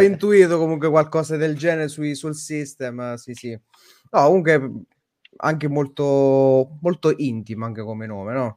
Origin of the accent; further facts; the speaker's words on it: Naples, Campania, Italy; Io sono napoletano, io sono... rimango napoletano